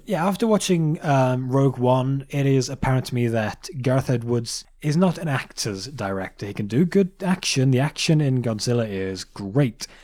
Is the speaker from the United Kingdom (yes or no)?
yes; England, United Kingdom; we're English.